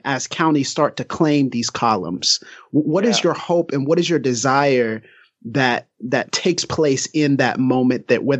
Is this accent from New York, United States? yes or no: no; Pensacola, Florida, United States; my city, my hometown, Pensacola, Florida